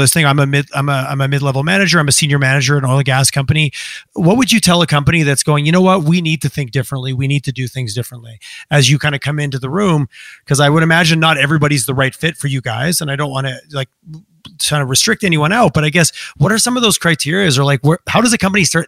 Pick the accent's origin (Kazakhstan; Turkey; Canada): Canada; Southern Quebec; I grew up on a farm in Southern Quebec.